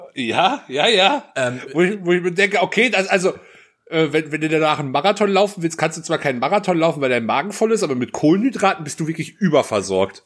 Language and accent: German; Germany; wir sind Deutsche